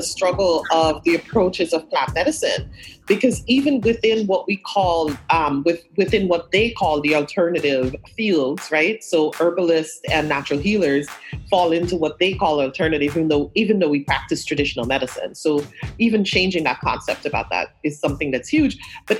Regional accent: Brooklyn, New York, United States; I came to New York though at 14, so I do also recognize that I'm from Brooklyn. I feel like so much of who I am has been in this Flatbush neighborhood from the time of arrival in deeply community Caribbean Flatbush neighborhood.

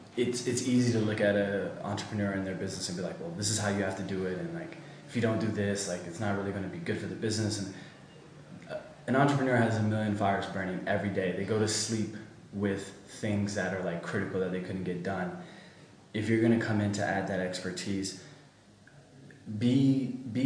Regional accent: United States; moved away; I was born and raised in the States

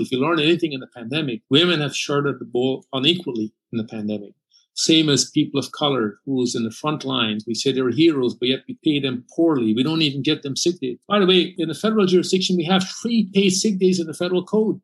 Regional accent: Canada; an immigrant who came to Canada and who grew up in this country

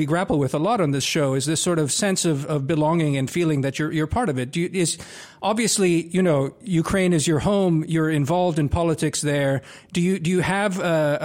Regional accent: Croatia; now in United States; I was born in Yugoslavia, then, you know, Croatia in the 90s, and I became an American.

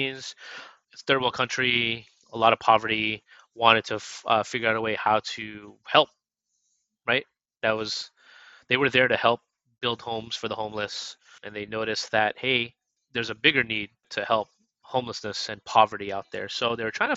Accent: Vallejo, California, United States; also born or lived in Connecticut / Alameda, California; I'm originally from the Bay Area, from Vallejo, California.

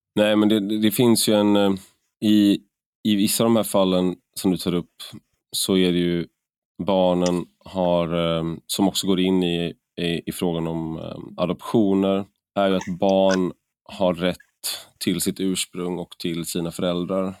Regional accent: Gothenburg, Västra Götaland, Sweden; accent: göteborgska; moved away as an adult; jag flyttade från Göteborg 2004

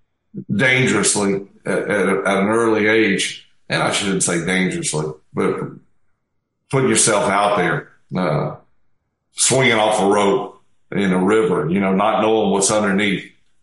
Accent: South Mississippi, United States; now in Hattiesburg, United States; I grew up in South Mississippi

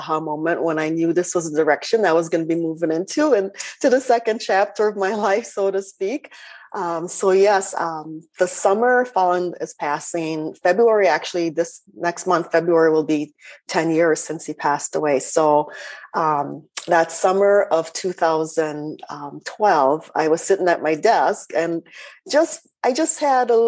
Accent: Minnesota, United States; accent: Minnesotan; also born or lived in Jamaica / Scandinavia / Switzerland; I'm Jamaican born, but moved to Minnesota as a young child. So I consider myself a Minnesotan

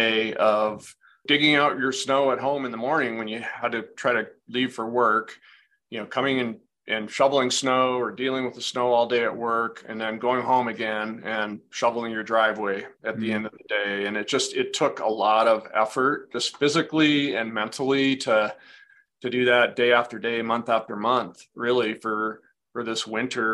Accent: Edmonds, Washington, United States; I grew up in Edmonds, Washington, which is just north of the Seattle area.

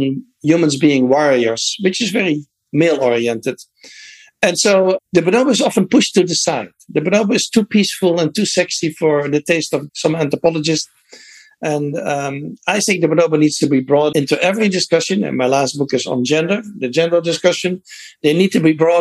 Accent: Netherlands; moved away; I grew up in the Netherlands

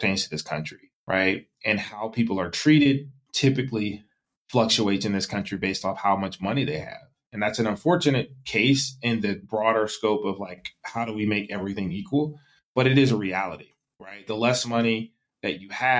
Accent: the South, United States; also born or lived in South Carolina / North Carolina; now in San Francisco Bay Area, United States; I grew up in the South. So growing up in South Carolina and North Carolina

